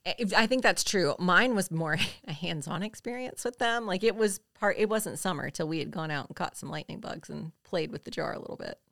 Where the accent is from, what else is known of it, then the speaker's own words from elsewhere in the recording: the South, United States; we're from the South